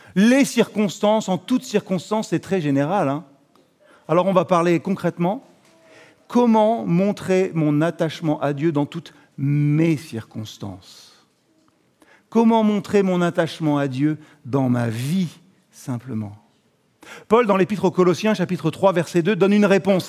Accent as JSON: {"language": "French", "country": "France", "said": "On est français"}